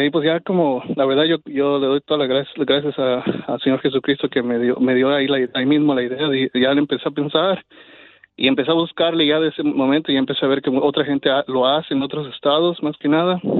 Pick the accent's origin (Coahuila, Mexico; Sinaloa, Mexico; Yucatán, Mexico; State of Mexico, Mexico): Coahuila, Mexico; Torreón